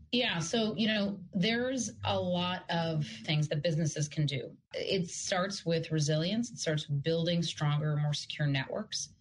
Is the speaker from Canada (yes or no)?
no; Yaroslavl, Yaroslavl Oblast, Russia; moved away; And yes, I am originally from Russia, from Yaroslavl.